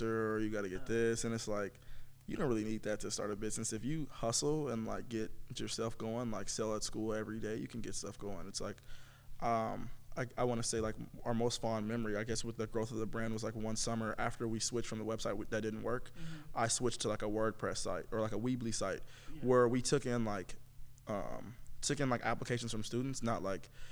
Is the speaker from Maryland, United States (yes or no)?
no; Los Angeles, California, United States; I'm from Los Angeles, California.